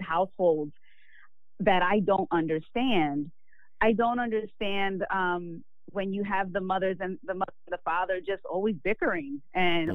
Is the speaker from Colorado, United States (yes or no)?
no; Philadelphia, Pennsylvania, United States; I'm from Philly and I did radio